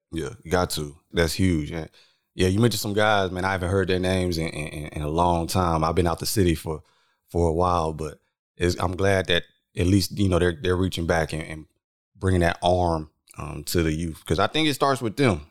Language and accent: English; San Antonio, Texas, United States; we are both from San Antonio for the world listening, San Antonio, Texas, not Ibiza